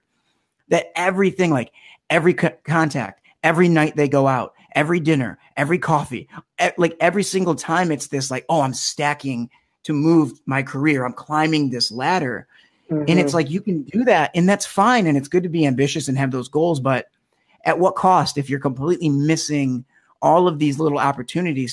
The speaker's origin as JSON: {"language": "English", "town": "Melvindale", "region": "Michigan", "country": "United States", "tie": "born or raised there", "also_born_or_lived": "East Lansing, Michigan", "said": "I'm originally from Metro Detroit. I grew up in a little town called Melvindale, just on the southwest border of Detroit"}